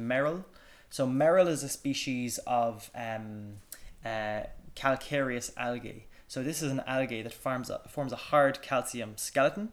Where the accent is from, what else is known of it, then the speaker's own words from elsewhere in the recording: West Cork, Munster, Ireland; I grew up in West Cork, you know, and we grew up surfing and swimming.